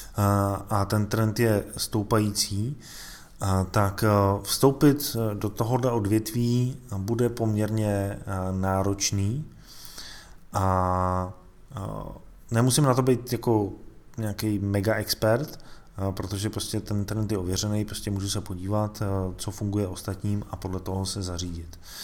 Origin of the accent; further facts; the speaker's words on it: Czechia; tady u nás v Čechách